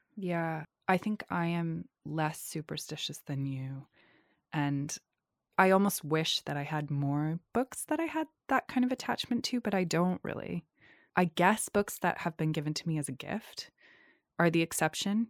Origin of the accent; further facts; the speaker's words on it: North Shore of Massachusetts, United States; in the area where I grew up on the North Shore of Massachusetts